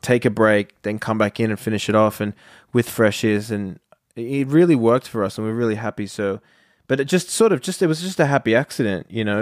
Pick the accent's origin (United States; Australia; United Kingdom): Australia; we're from Australia